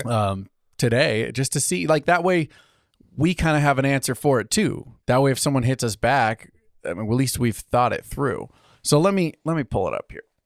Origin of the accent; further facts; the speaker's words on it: United States; Us good Italian heritage. so, we're American